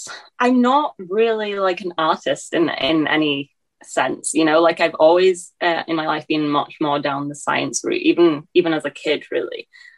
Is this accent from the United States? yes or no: no; England, United Kingdom; now in Scotland; because I kind of grew up as a young kid in England, it's probably skewed my accent. Then I moved to Scotland. So I have been in Scotland since then.